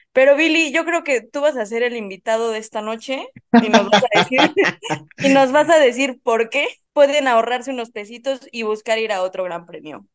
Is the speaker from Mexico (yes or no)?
yes; Mexico; como mexicana